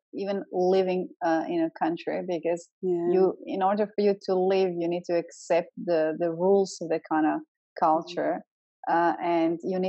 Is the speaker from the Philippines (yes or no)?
no; Croatia; moved away; I'm from ex-Yugoslavia, I'm from Croatia.